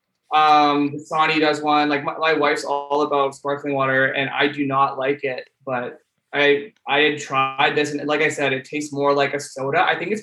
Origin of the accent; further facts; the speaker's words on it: Fraser Valley, British Columbia, Canada; I live in Vancouver, BC. I grew up here in the Fraser Valley.